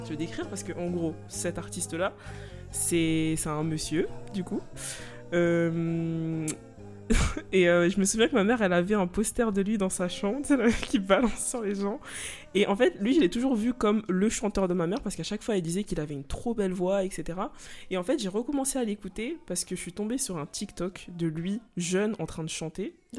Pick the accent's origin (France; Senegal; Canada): Senegal; je suis sénégalaise, du coup, bien sûr, on écoutait de la musique sénégalaise